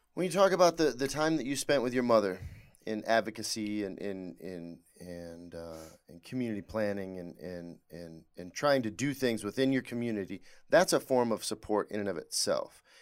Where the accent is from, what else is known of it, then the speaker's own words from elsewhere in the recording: Hadley, Michigan, United States; Hadley, named after my hometown in Michigan